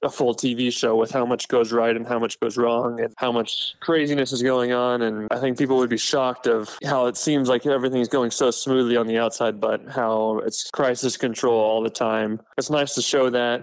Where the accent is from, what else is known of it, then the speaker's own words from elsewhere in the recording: United States; as an American driver